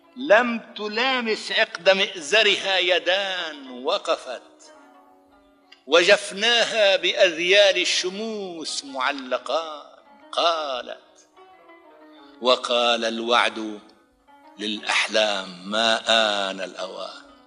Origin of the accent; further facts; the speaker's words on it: Idlib Governorate, Syria; moved away as an adult; also born or lived in Brazil; وازور قريتي في قضاء المعره لاودع ابناء عشيرتي